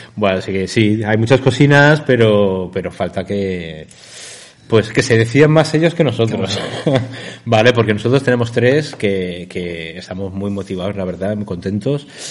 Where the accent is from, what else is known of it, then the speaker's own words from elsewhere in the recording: Valencia, Valencian Community, Spain; nosotros somos de Valencia